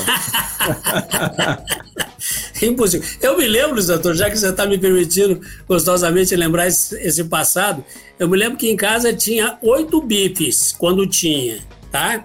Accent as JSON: {"language": "Portuguese", "town": "Ribeirão Preto", "region": "São Paulo", "country": "Brazil", "tie": "born or raised there", "also_born_or_lived": "Guaxupé, Minas Gerais / São José do Rio Pardo", "said": "eu nasci em Guaxupé, Minas Gerais, sul de Minas. E vim para cá muito pequeno, eu tinha quatro, cinco anos talvez. Eu me lembro da data que eu cheguei aqui em Ribeirão Preto"}